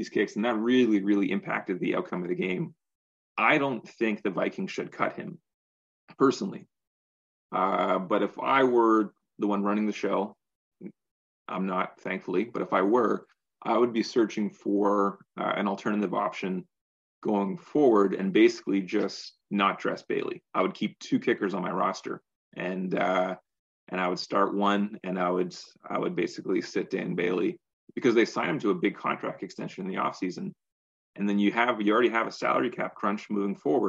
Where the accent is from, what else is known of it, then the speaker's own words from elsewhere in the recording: Canada; we're Canadian